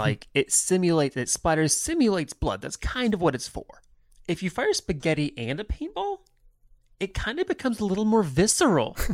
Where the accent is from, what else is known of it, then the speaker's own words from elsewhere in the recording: United States; also born or lived in California / Indiana; we're from California and Indiana, so that's how we talk. This is our, this is our dialect.